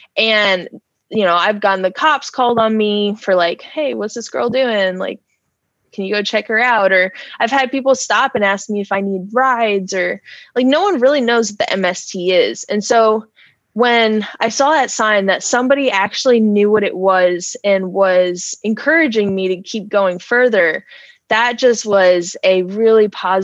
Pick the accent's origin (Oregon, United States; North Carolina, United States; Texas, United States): North Carolina, United States; Wake Forest; I grew up in Wake Forest.